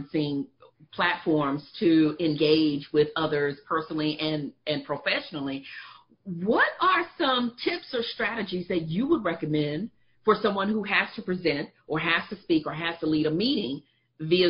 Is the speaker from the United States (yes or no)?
yes; Texas, United States; I'm from Texas. I was about to say y'all. I can't get rid of the y'all